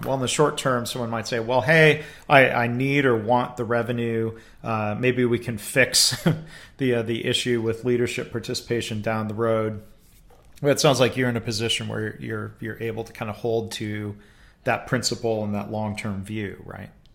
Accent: Livonia, Michigan, United States; my hometown district in, uh, Michigan, the, uh, Detroit suburbs, Livonia Public Schools

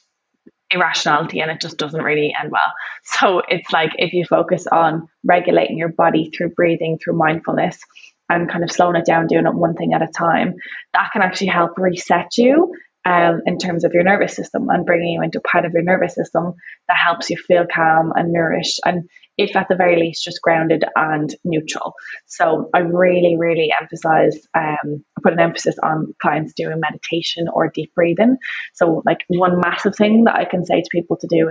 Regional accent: Ireland; growing up in Ireland

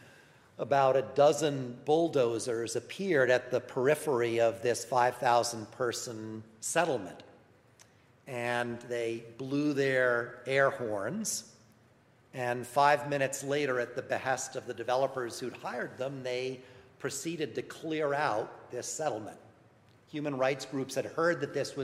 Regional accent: New York, United States; I'm from New York

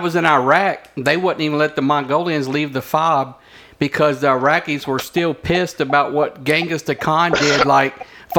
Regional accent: Louisiana, United States; Hey, I was born in Louisiana. I was born in Louisiana.

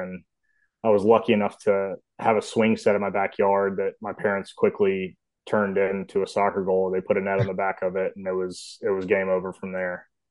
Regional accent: Memphis, Tennessee, United States; I am from Memphis, Tennessee. Um, I was lucky to grow up in a cove with a bunch of kids my age

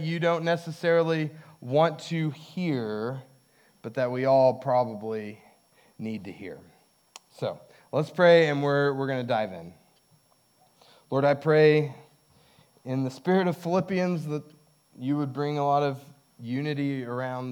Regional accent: Hobbs, New Mexico, United States; When I was in my teens, I watched a lot of college basketball because there was not a lot else going on in Hobbs

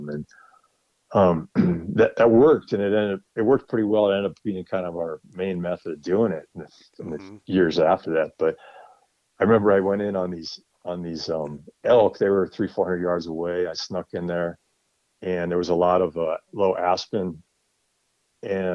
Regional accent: Wisconsin, United States; moved away as an adult; now in Colorado, United States; I grew up in Wisconsin, but I moved to Colorado about 20 years ago now.

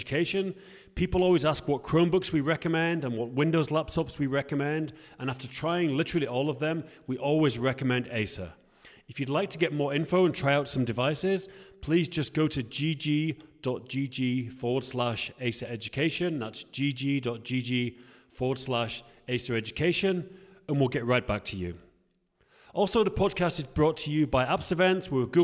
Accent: England, United Kingdom; now in Prague, Czech Republic; I'm English

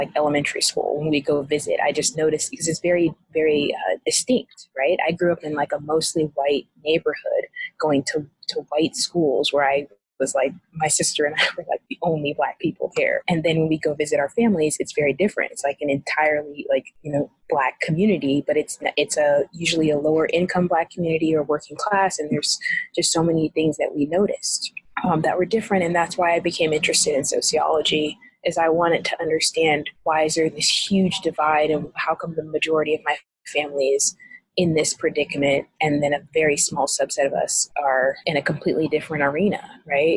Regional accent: Missouri, United States; I am from Missouri, and I am from Missouri

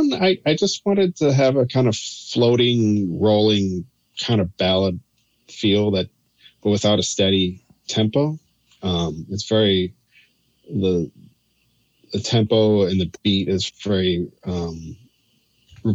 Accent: Chicago, Illinois, United States; moved away as an adult; also born or lived in Indiana; now in New York, United States; I'm originally from Chicago. I grew outside up in the suburbs of Chicago

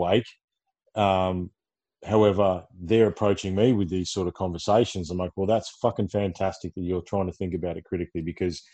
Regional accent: Ballarat, Victoria, Australia; I hail from Ballarat

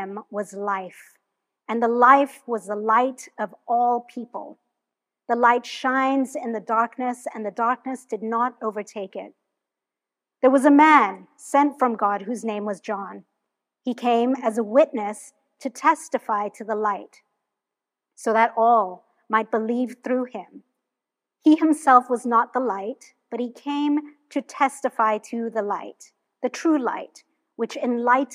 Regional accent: Hong Kong; moved away as an adult; now in United States; I'm originally from Hong Kong. That's where I was born.

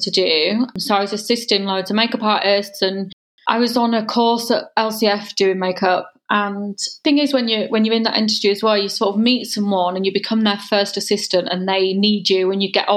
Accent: Holme-on-Spalding-Moor, Yorkshire and the Humber, United Kingdom; moved away as an adult; also born or lived in York; now in London, United Kingdom; I am from a little town between York and Hull. So I'm a Yorkshire girl, and it was very small, really nice village called Home on Spalding Moor. It was just a nice place to grow up.

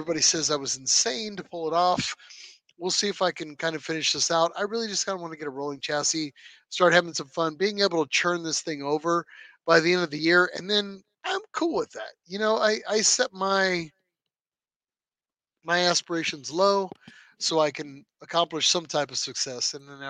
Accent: Canada; People think I'm slow because I'm from Canada, eh?

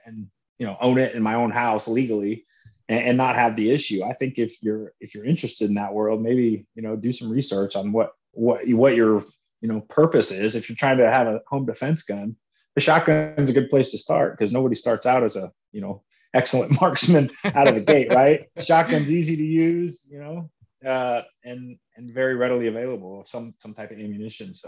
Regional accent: Orlando, Florida, United States; moved away; I grew up in Orlando, you know, Orlando or suburb of Orlando, Florida

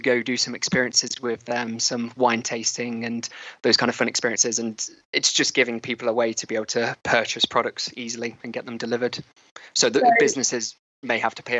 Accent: Leicester, East Midlands, United Kingdom; also born or lived in Loughborough; Leicestershire for me, I was born in Loughborough, but then very quickly moved to Leicester

